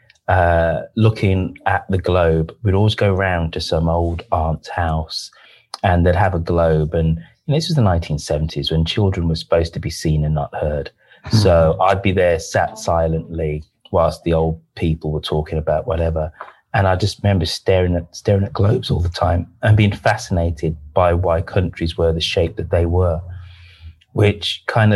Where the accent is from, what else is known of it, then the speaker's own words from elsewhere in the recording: England, United Kingdom; I grew up in a majority white neighborhood